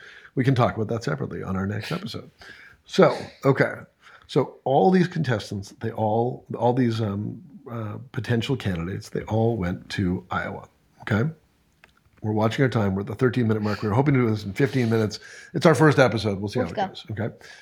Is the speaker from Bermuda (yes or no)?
no; Canada; I was born in Canada